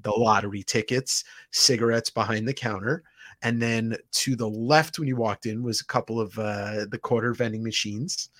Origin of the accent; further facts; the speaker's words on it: Deer Park, New York, United States; New York, I, I grew up on Long Island